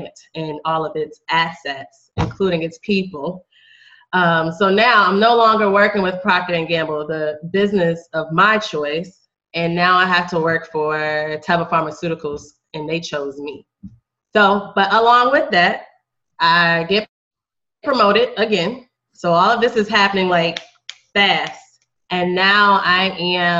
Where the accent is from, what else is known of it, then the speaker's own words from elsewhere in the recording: Richmond, Virginia, United States; moved away as an adult; also born or lived in Iowa / Greensboro; I'm from Richmond. I'm from Richmond, Virginia